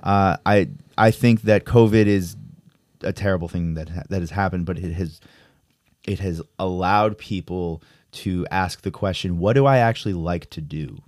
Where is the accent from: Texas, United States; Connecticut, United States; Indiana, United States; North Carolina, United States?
Connecticut, United States; now in New York, United States; I'm from Connecticut